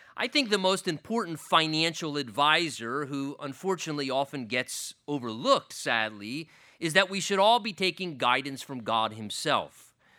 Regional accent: United States; as an American Christian, I have been blessed with a degree of wealth and affluence and a standard of living in this country

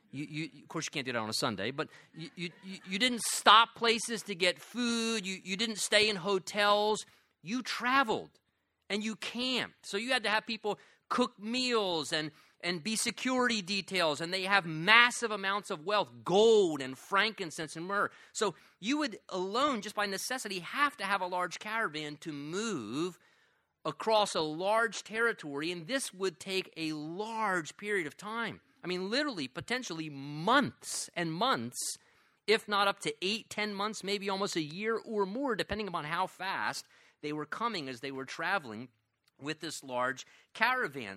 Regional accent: United States; I'm an American

